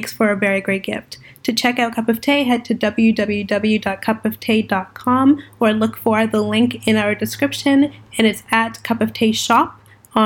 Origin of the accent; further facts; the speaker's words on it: Toronto, Ontario, Canada; I'm an entrepreneur from Toronto, Ontario.